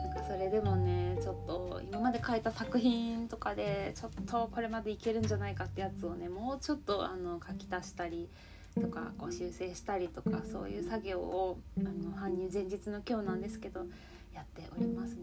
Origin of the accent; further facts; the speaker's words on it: Yamagata, Japan; 私の地元の山形県